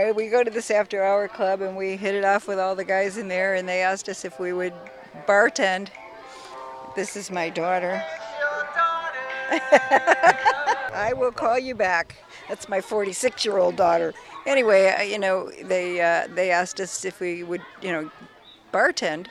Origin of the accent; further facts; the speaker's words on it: Rochester, New York, United States; moved away; I'm from Rochester, New York